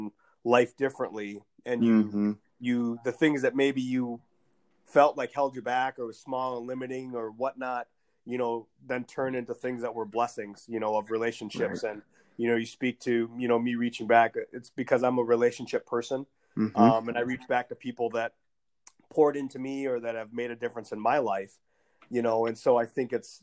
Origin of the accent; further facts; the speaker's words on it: Blue Earth, Minnesota, United States; my upbringing and growing up in Blue Earth